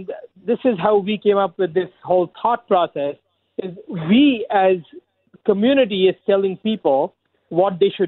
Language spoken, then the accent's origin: English; India; moved away as an adult; now in Scarborough, Canada; I immigrated here 18 years ago from India.